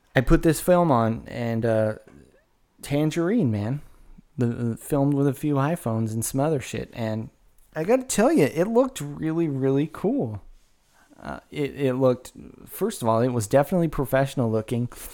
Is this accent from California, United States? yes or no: yes; Woodland, California, United States; I grew up in Woodland